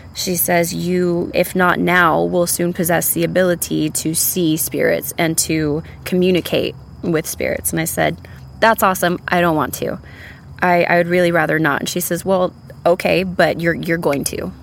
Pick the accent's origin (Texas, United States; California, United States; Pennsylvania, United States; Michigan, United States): Texas, United States; San Antonio; now in Austin, United States; I'm originally from San Antonio, Texas. I've lived in Austin for the better part of 15 years now